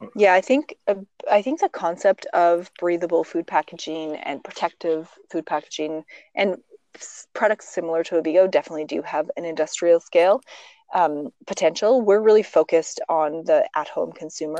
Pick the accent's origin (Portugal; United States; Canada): Canada; Olds, Alberta; also born or lived in Calgary; originally I'm actually from Alberta. I grew up in oh, the okay. prairies. I grew up in many communities, primarily olds, and then moved to Calgary in my, you know, late